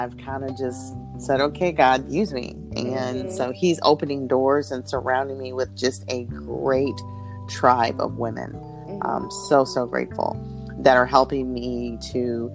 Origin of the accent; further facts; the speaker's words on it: Peoria, Illinois, United States; moved away as an adult; also born or lived in North Carolina / Raleigh; now in Indianapolis, United States; I'm originally from Peoria, Illinois